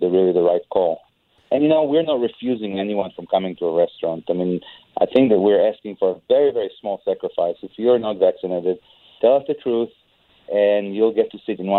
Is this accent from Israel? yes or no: yes; Israel; moved away; I'm an immigrant, and I see what the kind of things that are happening in my home country of Israel.